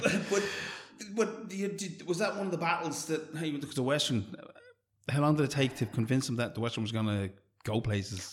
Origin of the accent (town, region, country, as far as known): Ireland